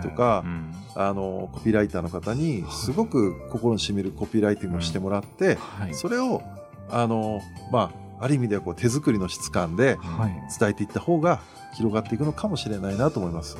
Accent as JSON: {"language": "Japanese", "region": "Kyushu", "country": "Japan", "said": "九州人としてはちょっと嬉しいみたいな"}